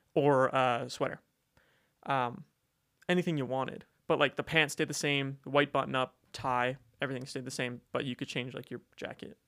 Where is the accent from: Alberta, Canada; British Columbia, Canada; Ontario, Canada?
Alberta, Canada; Calgary; moved away as an adult; I'm from Calgary.